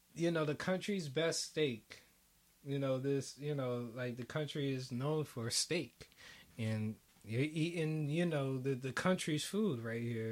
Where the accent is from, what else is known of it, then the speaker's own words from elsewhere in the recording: United States; as an American